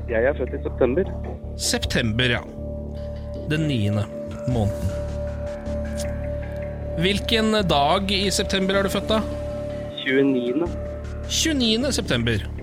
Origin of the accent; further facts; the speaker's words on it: Skien, Telemark, Norway; Jeg er fra Skien.